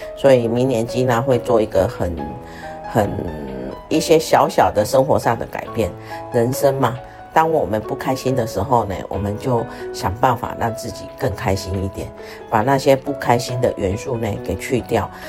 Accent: Taiwan; now in South Africa; 因为我们台湾人啊

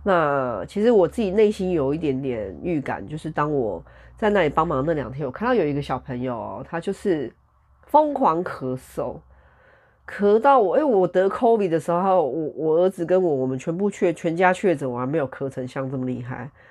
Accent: Taiwan; 大家身为台湾人的话，哈，或者说华人，就是如果你跟我一样是个 Chinese 的话，

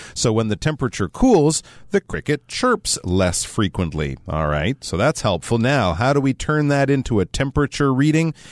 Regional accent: Canada; I'm Canadian

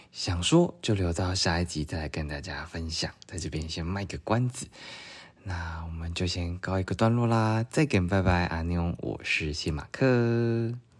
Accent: southern Taiwan, Taiwan; 我因为小时候是在南部长大嘛

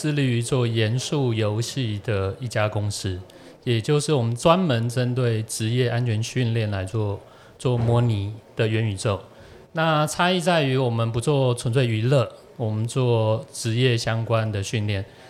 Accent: Taiwan; 是丢我们台湾人的脸。

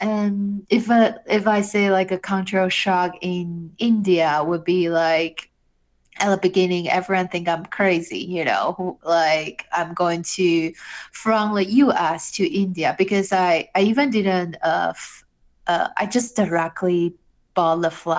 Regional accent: Taiwan; like I'm from Taiwan, you know, and then I would love like people to know this beautiful country, like where I'm from

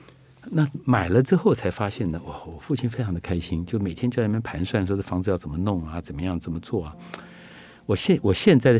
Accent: Luodong, Yilan County, Taiwan; 我小的时候在宜兰，在那个罗东大郡那边，我就记得我看过那个大郡的大郡的里面有山板，然后旁边有小吃摊子。

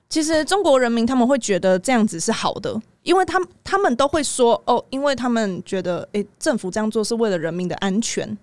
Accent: Taiwan; 我台湾人

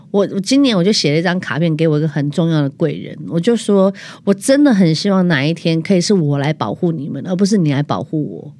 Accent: southern Taiwan, Taiwan; 因为我是南部人

